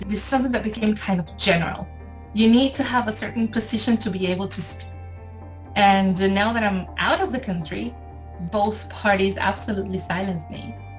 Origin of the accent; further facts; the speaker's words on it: Caracas, Capital District, Venezuela; moved away as an adult; now in France; I am from Venezuela and I live in France.